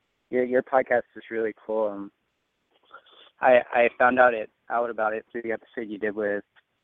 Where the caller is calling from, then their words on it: Rome, Georgia, United States; I'm 20, and I'm calling from Rome, Georgia.